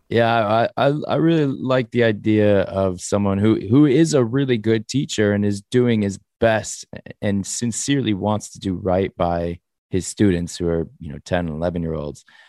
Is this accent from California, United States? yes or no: yes; Los Angeles, California, United States; I grew up in the valley, in, uh, Sherman Oaks